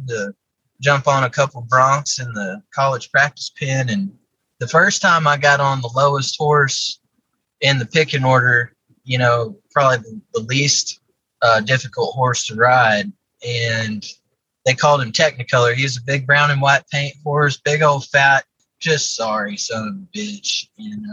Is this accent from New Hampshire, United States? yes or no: no; Odessa, Texas, United States; I grew up in Odessa, Texas, out in West Texas, kind of close to El Paso